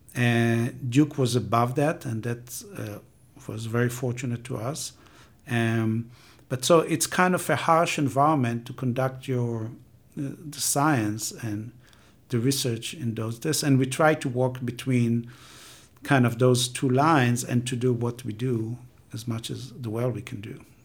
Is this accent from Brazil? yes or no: no; Israel; moved away as an adult; I'm coming from Israel, and I've been working on water scarcity and water sharing between Israel and Palestinian the Jordan River